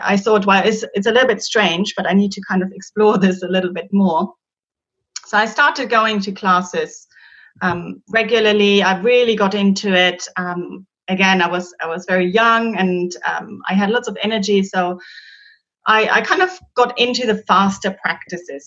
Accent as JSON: {"language": "English", "country": "Germany", "second_language": "English", "moved": "as an adult", "lives_now": "London, United Kingdom", "said": "I'm originally from Germany and I moved to London 15 years ago now"}